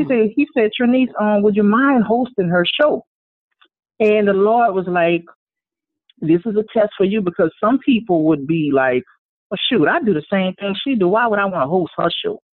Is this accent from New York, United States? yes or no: no; Louisiana, United States; Born and raised in Louisiana